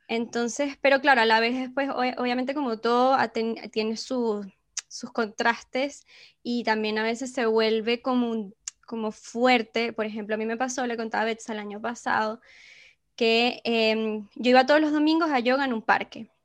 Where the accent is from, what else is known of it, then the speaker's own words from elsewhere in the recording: Venezuela; moved away; como venezolanas